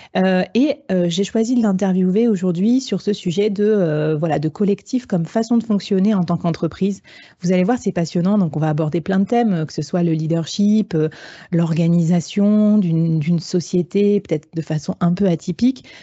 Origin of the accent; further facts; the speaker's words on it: Bordeaux, Nouvelle-Aquitaine, France; je suis bordelaise